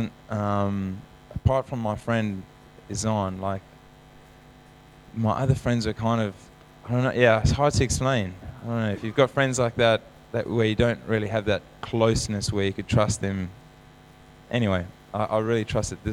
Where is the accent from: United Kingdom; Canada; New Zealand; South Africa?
South Africa; Growing up in South Africa, we sing the Lord's Prayer